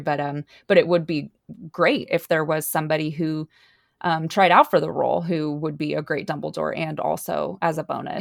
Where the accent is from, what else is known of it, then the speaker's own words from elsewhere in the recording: United States; we're also American